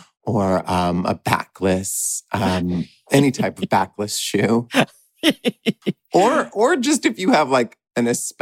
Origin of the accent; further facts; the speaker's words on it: Texas, United States; Listen, I'm from Texas.